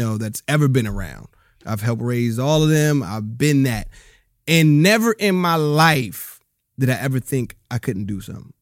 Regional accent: Rialto, California, United States; also born or lived in Bellflower, California / Compton, California; I grew up in Rialto, California

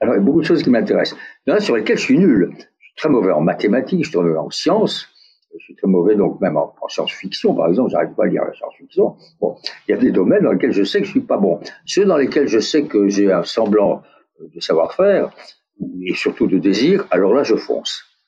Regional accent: France; accent: French; also born or lived in United States; mon accent français

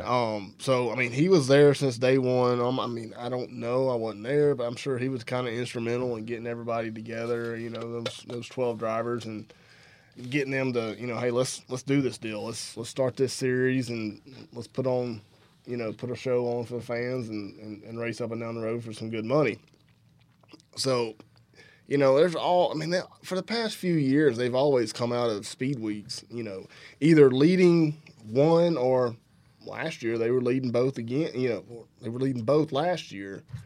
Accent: Alabama, United States; from Alabama

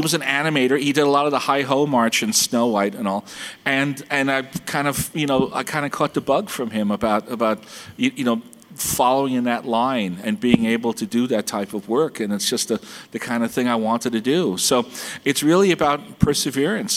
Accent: New York City, New York, United States; I grew up in Brooklyn before it was hip

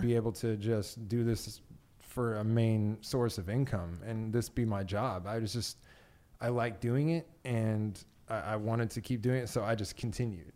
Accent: Las Vegas, Nevada, United States; I was raised in Vegas

